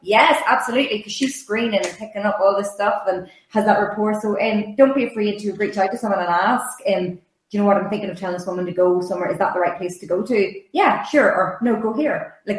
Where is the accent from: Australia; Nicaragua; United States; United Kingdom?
United Kingdom; Northern Ireland; I'm from Northern Ireland